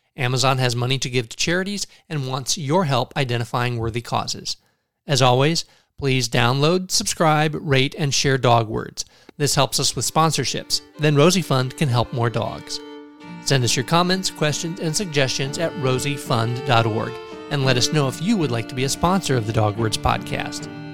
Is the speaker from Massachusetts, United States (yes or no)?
no; Tilden, Nebraska, United States; I'm from a small town, Tilden